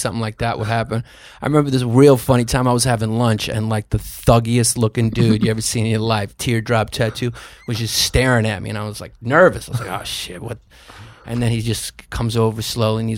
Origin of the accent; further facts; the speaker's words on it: New York, United States; growing up in New York